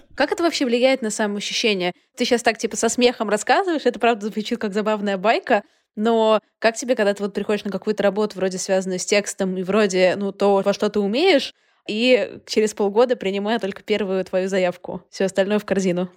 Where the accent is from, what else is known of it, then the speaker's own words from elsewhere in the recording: Saint Petersburg, Russia; moved away; Я выросла в квартире в Петербурге